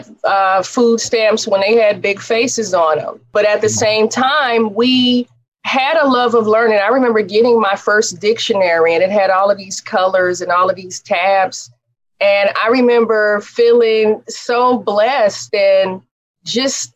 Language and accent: English; Oakland, California, United States; I grew up in East Oakland.